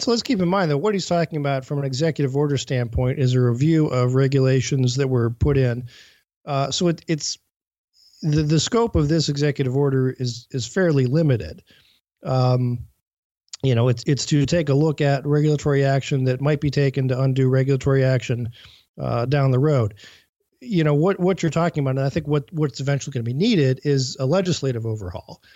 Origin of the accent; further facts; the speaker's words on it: Cleveland, Ohio, United States; I'm coming from Cleveland, which is, uh, you know, a big steel center